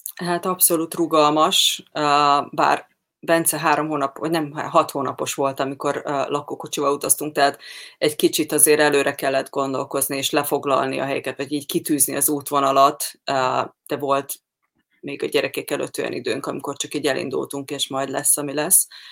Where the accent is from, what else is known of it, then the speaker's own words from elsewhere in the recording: Hungary; moved away as an adult; én Magyarországon nőttem fel